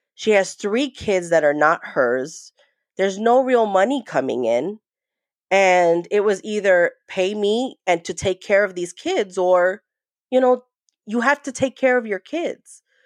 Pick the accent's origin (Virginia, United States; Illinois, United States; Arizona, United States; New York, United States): New York, United States; also born or lived in New Jersey; I was born in New Jersey, but raised in New York